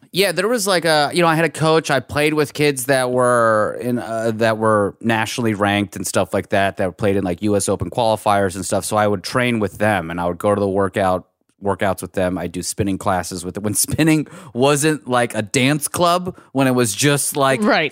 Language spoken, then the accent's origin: English; Pittsburgh, Pennsylvania, United States; also born or lived in Iran; now in Los Angeles, United States; my family's from Iran, and we grew up in Pittsburgh